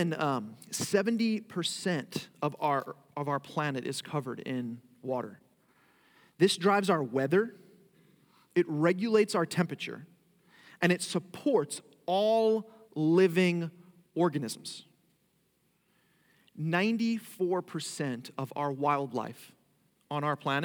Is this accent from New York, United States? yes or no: yes; Long Island, New York, United States; moved away as an adult; now in Florida, United States; I actually grew up in Long Island, New York